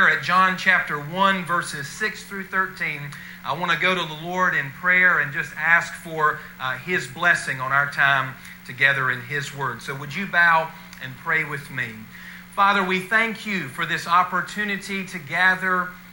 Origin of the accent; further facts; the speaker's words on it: Mount Airy, North Carolina, United States; moved away as an adult; now in Tarboro, United States; from my hometown of Mount Airy, Mayberry, North Carolina